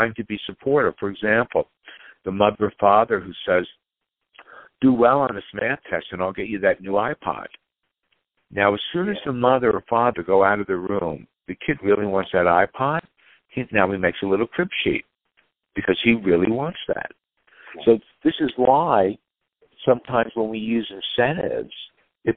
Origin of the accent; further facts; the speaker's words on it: Great Neck, New York, United States; moved away; also born or lived in Los Angeles; I grew up in Great Neck, Long Island, which is a very competitive, affluent community